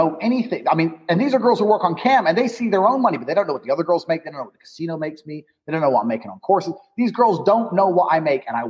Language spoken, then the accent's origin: English; Indiana, United States; moved away as an adult; also born or lived in London; I grew up in Indiana, in Indiana. And I moved to London. It was the same game, so I moved again